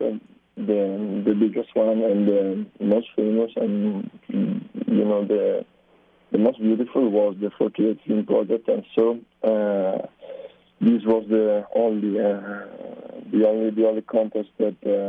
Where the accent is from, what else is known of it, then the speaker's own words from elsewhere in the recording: Brescia, Lombardy, Italy; English is a second language; We are all from Italy, in Brescia, that is a city near Milan.